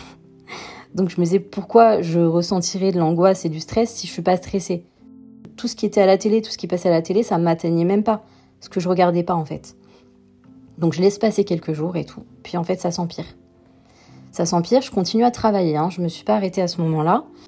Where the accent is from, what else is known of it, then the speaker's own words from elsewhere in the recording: the South, southern France, France; moved away as an adult; also born or lived in Paris; Je suis originaire du Sud